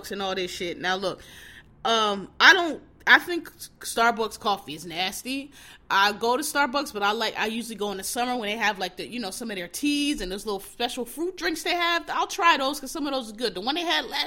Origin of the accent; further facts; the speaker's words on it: Philadelphia, Pennsylvania, United States; moved away; also born or lived in New York City; I'm born and raised in Philly. I haven't, you know, lived there in a while